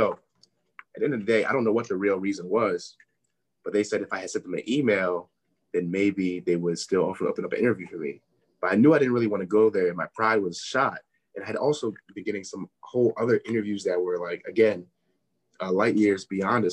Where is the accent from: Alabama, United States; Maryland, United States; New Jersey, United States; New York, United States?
Maryland, United States; Forestville; moved away as an adult; also born or lived in Durham, North Carolina; I'm from Maryland. Got my home address, like my permanent address in Maryland